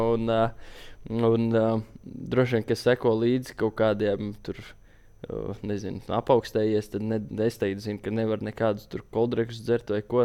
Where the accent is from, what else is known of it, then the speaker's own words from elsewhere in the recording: Latvia; mēs esam latvieši